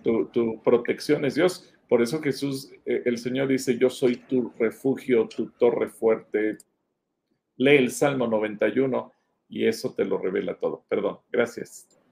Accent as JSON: {"language": "Spanish", "country": "Mexico", "said": "somos mexicanos"}